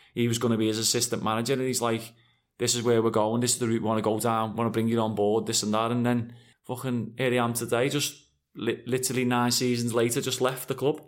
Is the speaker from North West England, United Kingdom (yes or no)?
yes; Liverpool, North West England, United Kingdom; also born or lived in West Derby, Liverpool; I'm from Anfield, I'm a humble lad